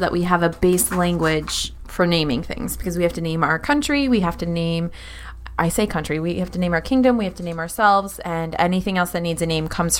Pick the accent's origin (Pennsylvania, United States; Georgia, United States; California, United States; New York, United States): Pennsylvania, United States; I'm from Pennsylvania.